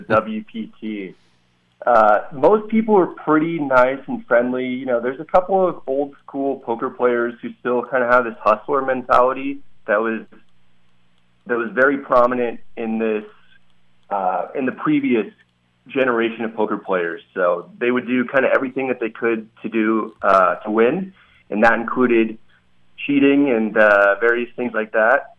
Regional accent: Santa Rosa, California, United States; moved away as an adult; also born or lived in San Diego / San Francisco; now in Las Vegas, United States; I grew up in Santa Rosa and uh, grew up a big Bay Area sports fan

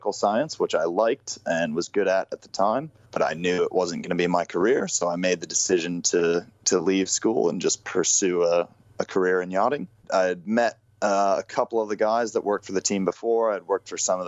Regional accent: United States; accent: American; I'm about as American as it gets, but I do have a Kiwi passport.

